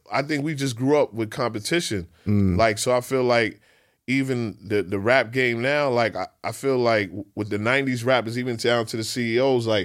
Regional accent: New York City, New York, United States; I'm from Queens. We from Queens where shootouts and the party is regular for us

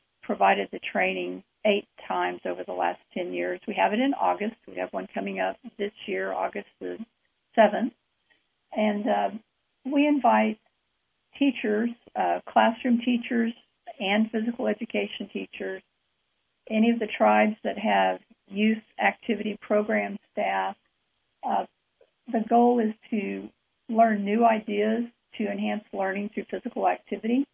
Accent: Enid, Oklahoma, United States; I was born and raised in a community called Enid, Oklahoma

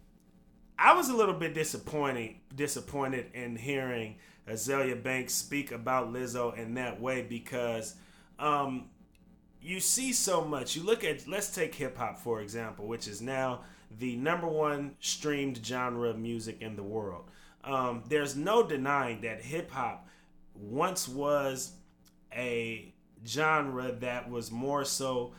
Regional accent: Vallejo, California, United States; I grew up in Vallejo, and I went to school in Vallejo from elementary through my eighth grade year of middle school.

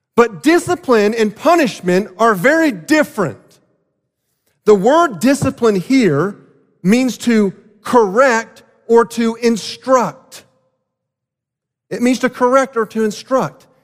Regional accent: South Florida, United States; growing up in South Florida

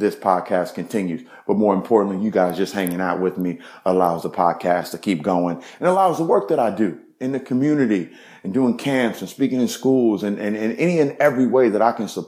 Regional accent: Evanston, Illinois, United States; also born or lived in Chicago, Illinois; I was born in Chicago, but I grew up in Evanston, Illinois

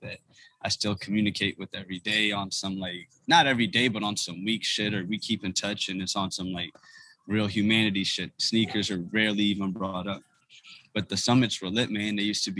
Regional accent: Ethiopia; You know, he's from West Africa. I'm from East Africa. He's Nigerian. I'm Ethiopian.

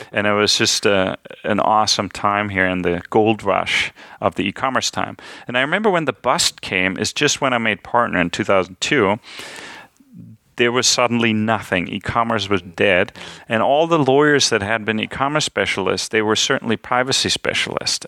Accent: Hesse, Germany; I'm from the German state of Hessen

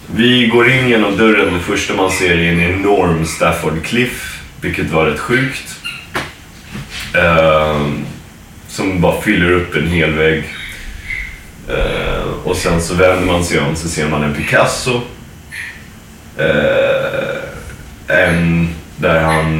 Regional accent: Sweden; now in United States; som svenskar

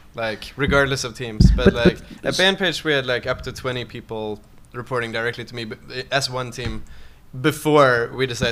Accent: Sweden; moved away; I am Swedish. I grew up in Sweden, so I've run companies there too

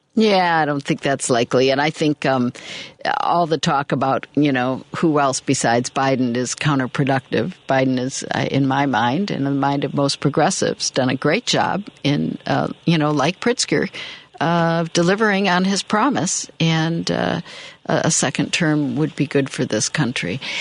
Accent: Michigan, United States; born or raised there; now in Chicago, United States

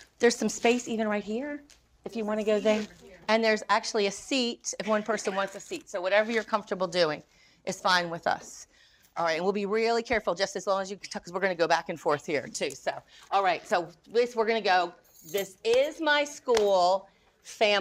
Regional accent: North Carolina, United States; I'm from North Carolina.

